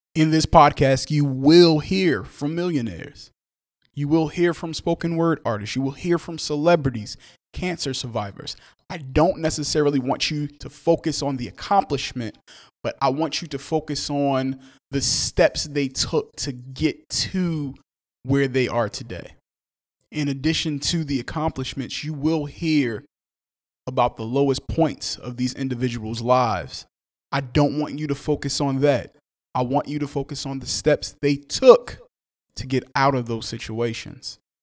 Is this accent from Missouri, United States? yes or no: no; Newark, New Jersey, United States; I'm from Newark, New Jersey. I'm very proud to be from Newark, New Jersey